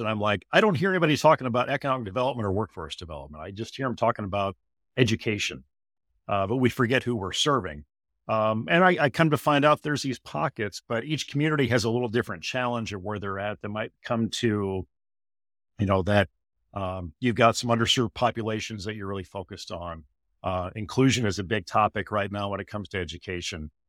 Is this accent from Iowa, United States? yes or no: yes; Iowa, United States; my home state of Iowa here